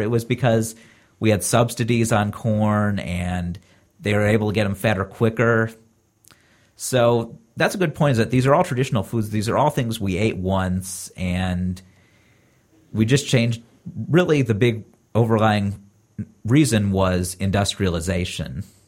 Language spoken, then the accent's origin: English; Columbus, Ohio, United States; now in California, United States; I'm originally from Ohio and live in California now. And so it was nice getting to meet some people from Columbus, where I'm from, and seeing that in my home state